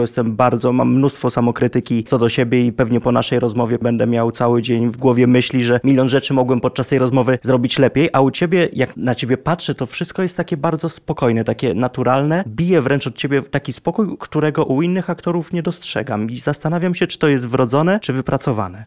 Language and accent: Polish; Lublin Voivodeship, Poland; ja osobiście pochodzę z Lubelszczyzna